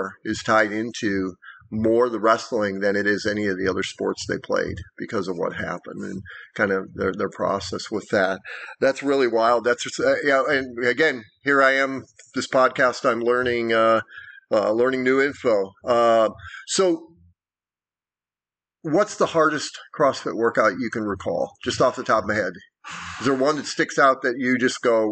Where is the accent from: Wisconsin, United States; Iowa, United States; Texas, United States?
Iowa, United States; moved away; I grew up in Iowa, so I was a basketball player